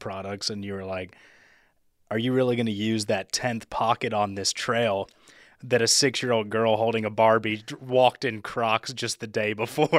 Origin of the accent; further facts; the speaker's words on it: Memphis, Tennessee, United States; now in Chattanooga, United States; I'm from Memphis, so we didn't have any mountains